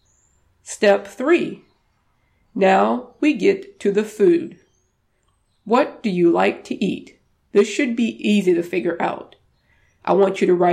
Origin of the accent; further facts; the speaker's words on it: the South, United States; moved away; I'm from the South originally, and I've learned how to cook some of my Cajun dishes